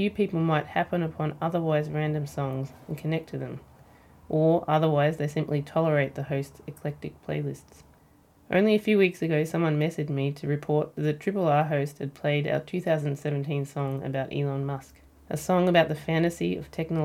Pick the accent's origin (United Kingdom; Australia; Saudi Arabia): Australia; Ballarat, Victoria; I grew up in Ballarat